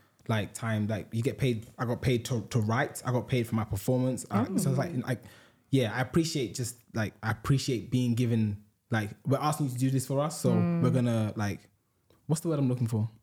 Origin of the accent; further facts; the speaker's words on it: Ghana; I was born on Sunday. Growing up there